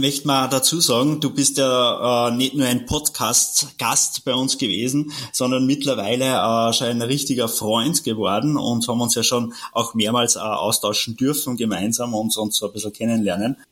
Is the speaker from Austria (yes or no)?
yes; Austria; bei uns in Österreich